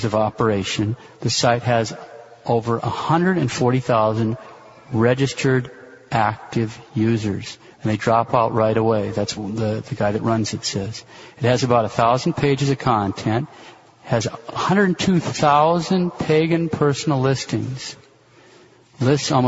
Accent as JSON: {"language": "English", "region": "Montana", "country": "United States", "tie": "born or raised there", "moved": "yes", "lives_now": "Kansas City, United States", "said": "growing up in Montana"}